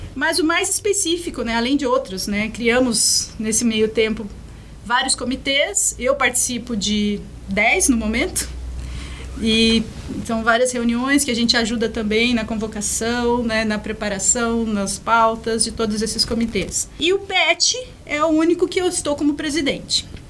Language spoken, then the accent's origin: Portuguese; Minas Gerais, Brazil; also born or lived in São Paulo; now in Guarapuava, Brazil; eu nasci em Minas, minha, parte da minha família está lá